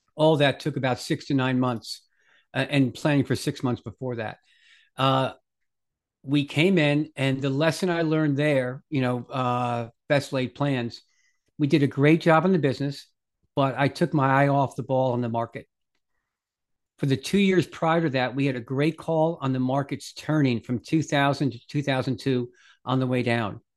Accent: Bronxville, New York, United States; I grew up in a little town called Bronxville, New York, just outside New York City

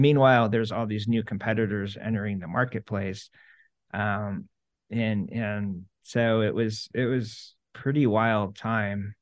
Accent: Syracuse, New York, United States; I grew up in Syracuse and everything's orange

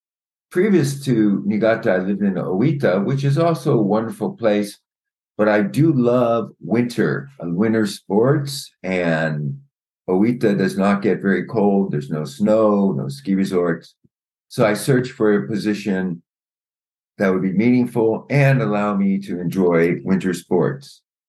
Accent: San Francisco, California, United States; moved away as an adult; also born or lived in New York / Thailand / South Korea; now in Japan; I was born in New York, but I grew up in San Francisco

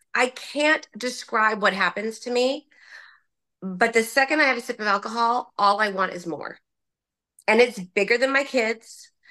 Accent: Orange County, California, United States; I grew up in Orange County

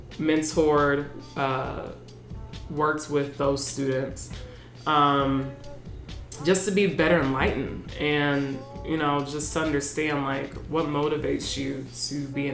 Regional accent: United States; I'm already American. I already know what that experience is like for me as like a Black woman.

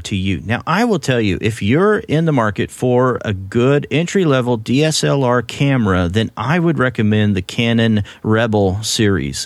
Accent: Oklahoma, United States; accent: Oklahoma; my Oklahoma accent

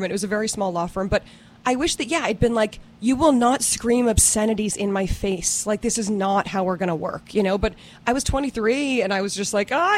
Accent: Massachusetts, United States; I grew up outside of Boston.

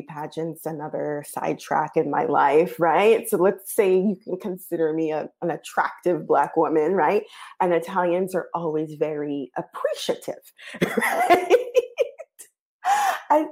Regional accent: United States; moved away as an adult; now in Italy; When I first got here, I would tell people, oh, I'm American.

